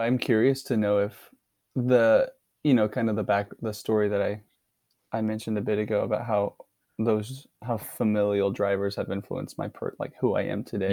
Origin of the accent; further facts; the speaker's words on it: Dallas, Texas, United States; moved away; I'm originally from Dallas, Texas.